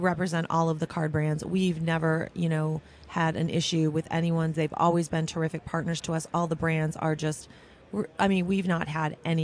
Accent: Midwest, United States; now in Las Vegas, United States; I'm from the Midwest

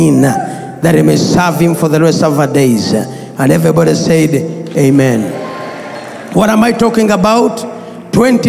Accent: Bweyogerere, Central Region, Uganda; Growing up, I grew up in Bweyogerere

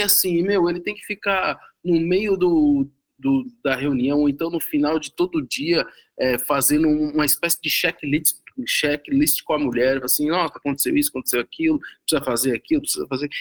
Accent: São Bernardo do Campo, São Paulo, Brazil; de São Bernardo, da minha cidade natal

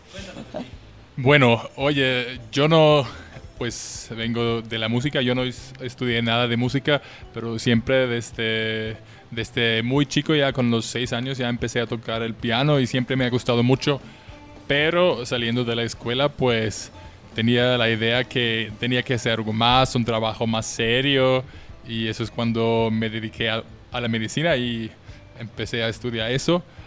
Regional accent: Vienna, Austria; moved away as an adult; now in Mexico; Yo soy de Austria, de Viena, es la capital de mi país

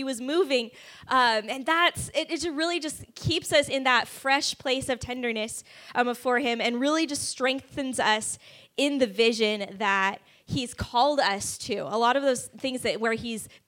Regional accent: California, United States; moved away as an adult; also born or lived in Kansas City; now in Dallas–Fort Worth, United States; So I grew up in California, did school in Kansas City, and then moved here 6 years ago

